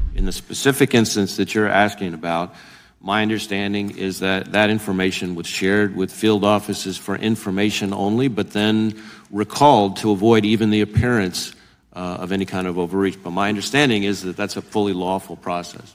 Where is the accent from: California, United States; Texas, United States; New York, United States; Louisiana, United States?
Louisiana, United States; my home state of Louisiana